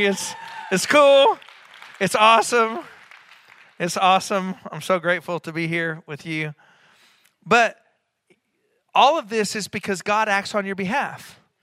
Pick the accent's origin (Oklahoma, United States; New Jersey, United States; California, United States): Oklahoma, United States; Enid; when I was a child growing up in Enid, Oklahoma